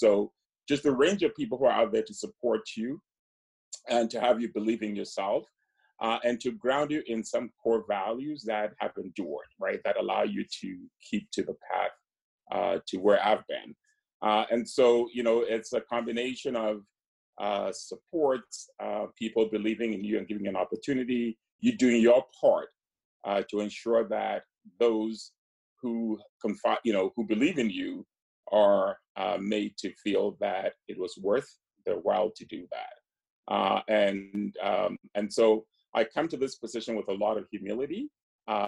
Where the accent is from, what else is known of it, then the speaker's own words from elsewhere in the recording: Ghana; I grew up in Ghana